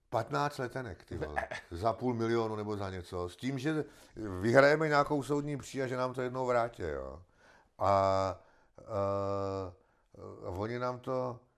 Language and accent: Czech; Czechia; koukejte se, my jsme Sice Češi, ale k ním nepatříme.